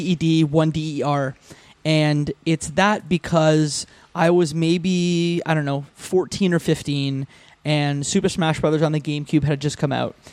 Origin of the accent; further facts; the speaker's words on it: Windsor, Ontario, Canada; I grew up in Windsor, Ontario